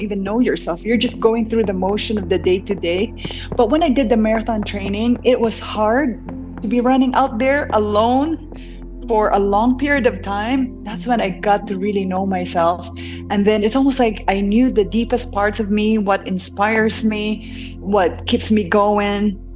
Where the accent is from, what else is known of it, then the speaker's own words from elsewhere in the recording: Bacolod, Negros Occidental, Philippines; moved away as an adult; now in United States; I was born and raised in Negros Occidental. And I was in Bacolod for high school and college. And I didn't move to the States until I finished college.